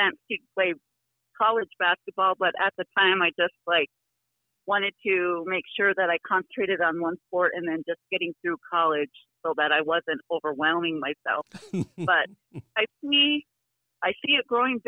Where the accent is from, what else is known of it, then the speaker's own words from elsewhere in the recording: St. Francis, South Dakota, United States; I grew up in St. Francis too